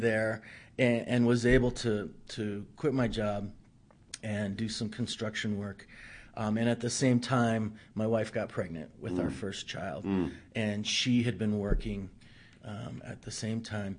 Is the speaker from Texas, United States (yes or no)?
no; Louisville, Colorado, United States; also born or lived in Tacoma, Washington; I'm a fourth generation Coloradan.